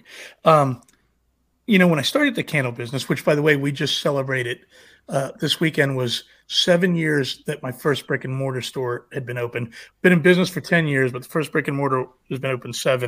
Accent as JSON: {"language": "English", "town": "Manassas", "region": "Virginia", "country": "United States", "tie": "born or raised there", "said": "I live in Manassas, Virginia, and my roots are here"}